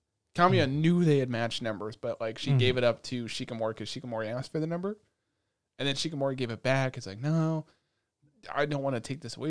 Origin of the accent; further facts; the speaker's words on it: United States; listen, we grew up in America, they grew up in Japan, they got respect over there.